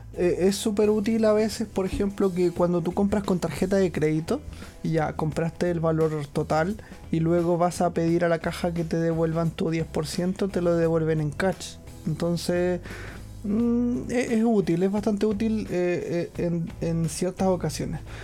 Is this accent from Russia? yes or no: no; Chile; moved away as an adult; now in Japan